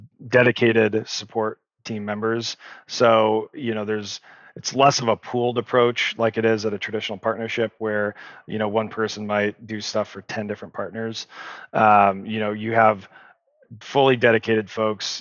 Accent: Nevada, United States; You might be a Nevadan like I am

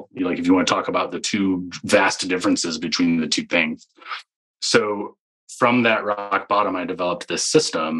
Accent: Michigan, United States; moved away; I grew up in Michigan

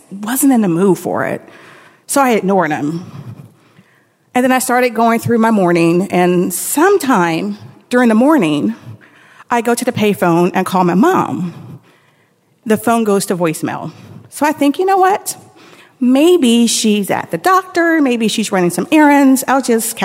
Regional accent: Tampa, Florida, United States; we're going home from Brandon to Tampa

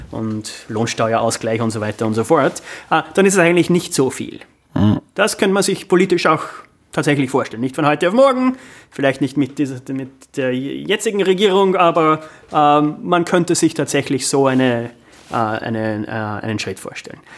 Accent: Amstetten, Lower Austria, Austria; moved away as an adult; now in New York, United States; ich bin in Amstetten aufgewachsen

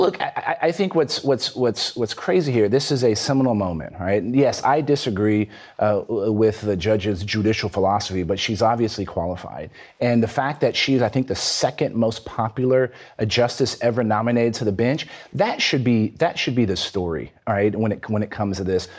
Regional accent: Texas, United States; my home state of Texas

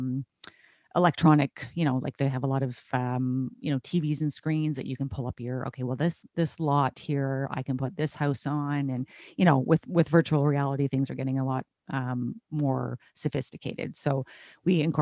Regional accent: Canada; I'm a Canadian

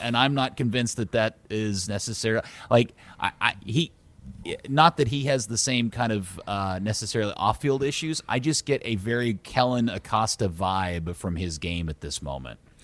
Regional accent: Dallas, Texas, United States; born or raised there

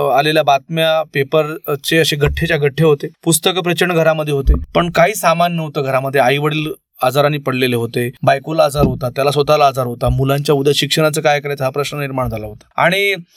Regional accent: Sandas, Maharashtra, India; also born or lived in Nanded; मी ज्या मामाच्या गावून लहानाचा मोठा झालो

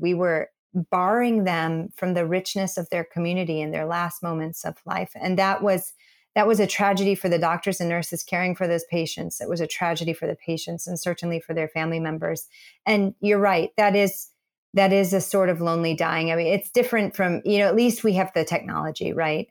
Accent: Midwest, United States; I'm a kid from the Midwest and grew up in church

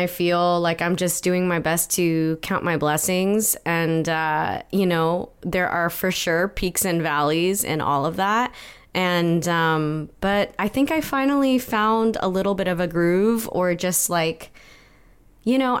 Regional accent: Torrance, California, United States; also born or lived in Palos Verdes; I grew up around Torrance, California

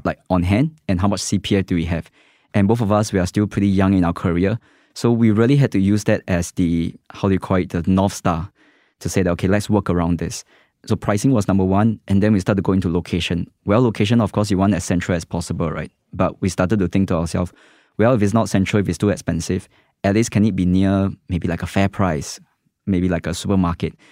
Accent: West Region, Singapore; I grew up in the West, Far West

